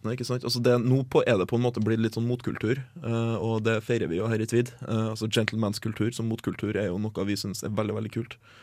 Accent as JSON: {"language": "Norwegian", "country": "Norway"}